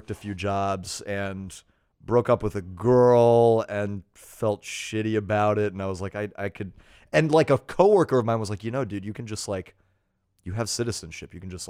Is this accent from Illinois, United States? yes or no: no; Texas, United States; I was born in Texas.